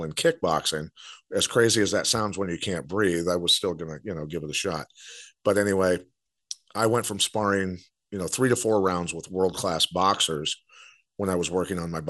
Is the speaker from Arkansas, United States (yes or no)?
no; Bettendorf, Iowa, United States; I'm from Bettendorf, Iowa